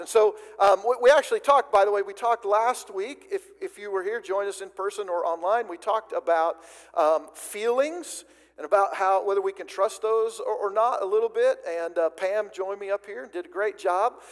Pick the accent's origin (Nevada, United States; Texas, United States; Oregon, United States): Oregon, United States; White City; I grew up in Oregon. First 18 years of uh, my life was spent in south central Oregon, about 45 minutes or an hour or so from the California border